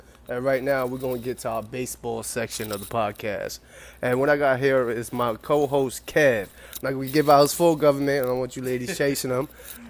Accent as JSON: {"language": "English", "region": "New York", "country": "United States", "said": "I'm diehard New Yorker"}